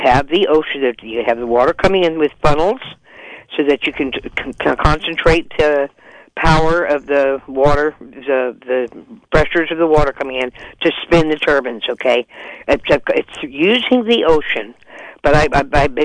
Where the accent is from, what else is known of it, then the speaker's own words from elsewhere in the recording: Caspar, California, United States; I grew up in Casper on the coast